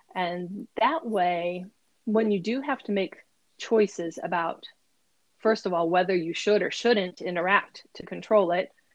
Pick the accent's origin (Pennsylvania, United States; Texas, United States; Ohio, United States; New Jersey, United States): Ohio, United States; now in Maryland, United States; I grew up in Ohio um, on a farm, a small farm